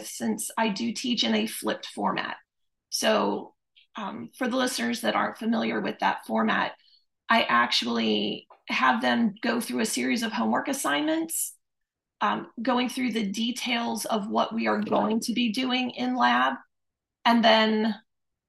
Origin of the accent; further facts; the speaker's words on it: Pottstown, Pennsylvania, United States; moved away as an adult; also born or lived in Philadelphia; now in Florida, United States; I grew up in Pottstown, Pennsylvania